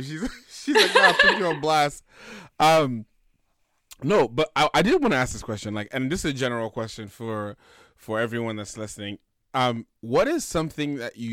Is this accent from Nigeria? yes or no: yes; Nigeria; as a Nigerian man